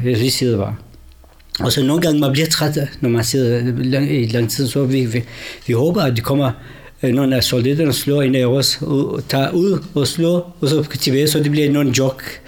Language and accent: Danish; Sulaymaniyah, Kurdistan Region, Iraq; Danish is a second language; moved away as an adult; also born or lived in Baghdad; now in Denmark; Jeg er født og vokset i Irak, de kurdiske områder, eller de kurdiske dele af Irak, den hedder, eller Kurdistan, den irakiske del en by hedder Suleimania